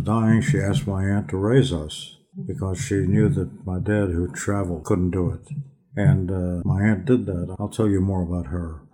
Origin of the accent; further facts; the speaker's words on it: Pittsburgh, Pennsylvania, United States; I grew up in Squirrel Hill